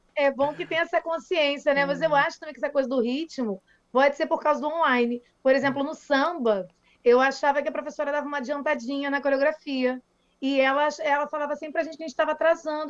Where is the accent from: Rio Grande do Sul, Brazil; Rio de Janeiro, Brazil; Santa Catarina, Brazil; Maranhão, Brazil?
Rio de Janeiro, Brazil; Niterói; tem um colégio super tradicional aqui em Niterói, sou de Niterói